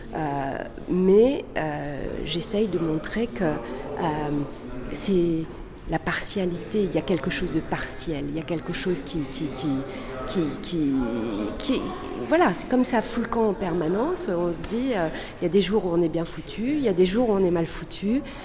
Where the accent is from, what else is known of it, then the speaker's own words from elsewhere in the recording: France; also born or lived in Chile; Je suis née au Chili, d'une famille chilienne. Euh, et j'ai grandi en France.